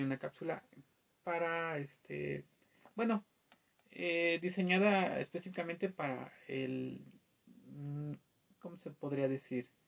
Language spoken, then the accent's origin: Spanish; Mexico; nosotros como mexicanos